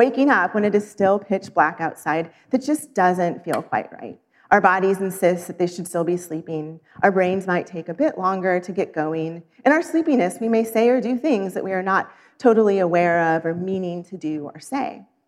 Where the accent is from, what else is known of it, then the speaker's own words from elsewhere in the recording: Missouri, United States; moved away; also born or lived in Arizona; I grew up in Missouri, where daylight savings is practiced, but for 16 years lived in Arizona